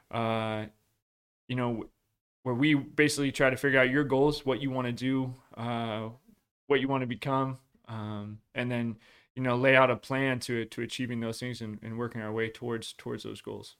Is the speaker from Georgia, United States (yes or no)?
no; Washington, United States; I grew up in Washington